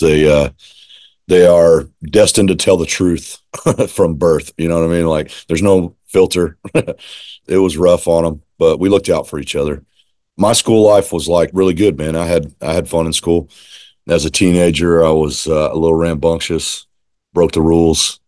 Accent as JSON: {"language": "English", "town": "Austin", "region": "Texas", "country": "United States", "tie": "born or raised there", "moved": "yes", "lives_now": "East Montgomery County, United States", "said": "I grew up in Austin. I moved to Austin, Texas when I was four. I was born in where I live now, in East Montgomery County"}